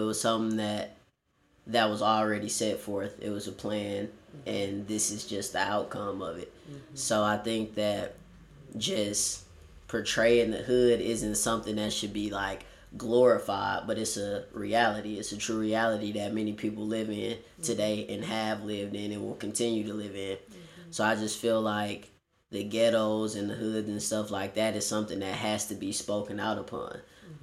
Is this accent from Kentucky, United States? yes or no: no; Warner Robins, Georgia, United States; also born or lived in Los Angeles, California; I was born here in Los Angeles, California, but then later moved and was raised in Warner Robins, Georgia